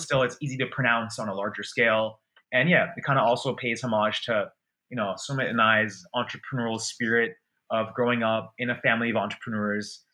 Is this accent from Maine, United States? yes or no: yes; Portland, Maine, United States; moved away as an adult; also born or lived in London / Boston / United Kingdom; I was born in London, then we moved to Maine, and grew up here.